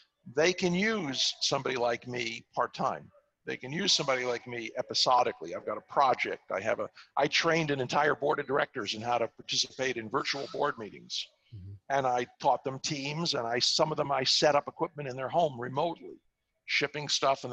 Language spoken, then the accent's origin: English; New York City, New York, United States; I'm a New Yorker. I grew up in Far Rockaway, Queens